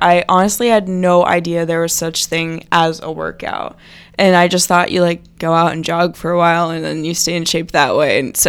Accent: Manassas, Virginia, United States; also born or lived in Alaska / California; I've lived in Manassas, Virginia for a while. I was born in Alaska, moved to California, but I've spent a lot of time

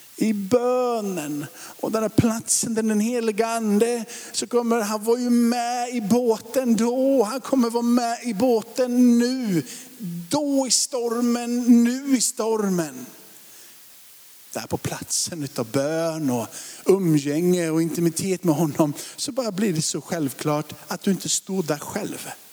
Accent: Sweden; vi är ju ändå svenskar och liksom bor i Sverige

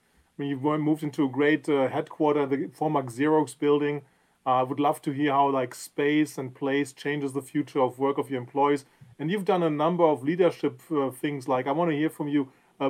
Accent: San Diego, California, United States; Well, from my home place, right? I'm native Californian, so I'm from San Diego.

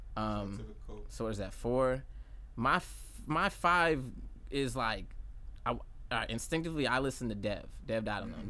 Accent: Jacksonville, Florida, United States; also born or lived in Bronx, New York; I was born in New York but I was raised here from since age five like right. so Duval is in my blood

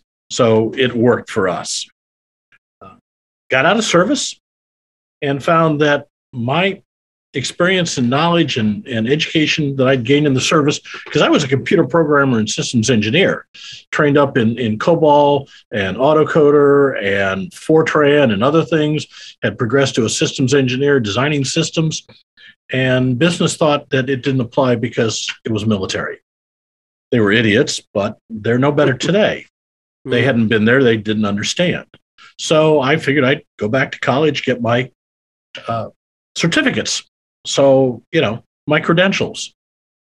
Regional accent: Iowa, United States; moved away as an adult; also born or lived in Kansas City; now in Texas, United States; I'm a Midwestern boy. I grew up in Iowa.

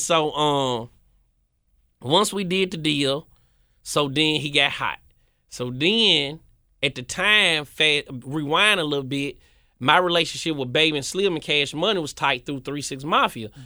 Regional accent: Memphis, Tennessee, United States; moved back to Memphis

